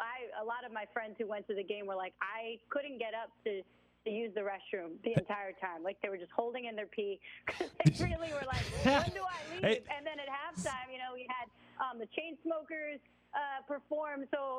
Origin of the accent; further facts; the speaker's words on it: New York City, New York, United States; moved away as an adult; now in Los Angeles, United States; growing up in the Bronx